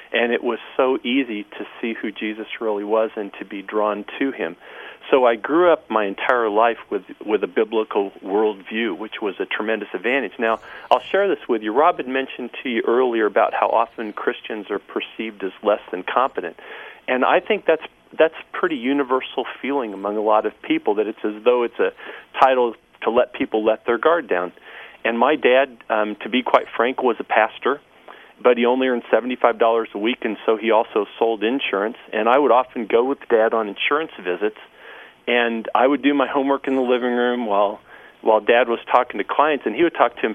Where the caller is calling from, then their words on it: Champaign, Illinois, United States; calling in from Champaign, Urbana, Illinois.